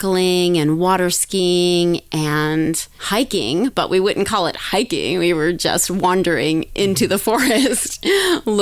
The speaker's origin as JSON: {"language": "English", "town": "Daytona Beach", "region": "Florida", "country": "United States", "tie": "born or raised there", "moved": "yes", "lives_now": "California, United States", "said": "I grew up in Daytona Beach, Florida"}